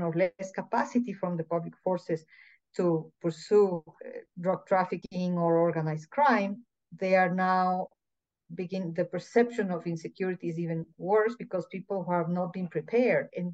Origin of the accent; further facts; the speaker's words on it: Ecuador; also born or lived in El Salvador; I am from Ecuador.